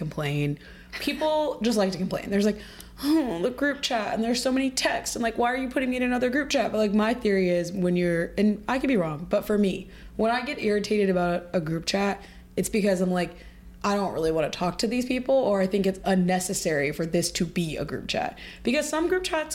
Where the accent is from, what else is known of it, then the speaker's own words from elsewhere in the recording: Ohio, United States; now in New York, United States; I moved to New York, I'm from Ohio too